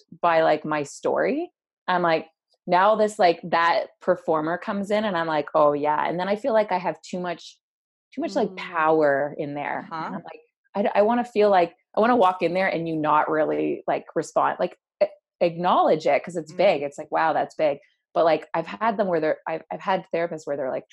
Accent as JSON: {"language": "English", "town": "Hamilton", "region": "Ontario", "country": "Canada", "tie": "born or raised there", "also_born_or_lived": "Waterloo", "said": "I grew up in Hamilton and my mom moved us to Waterloo"}